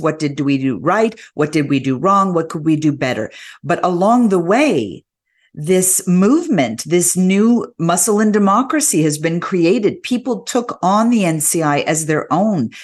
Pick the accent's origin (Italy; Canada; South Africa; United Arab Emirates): Canada; being a Canadian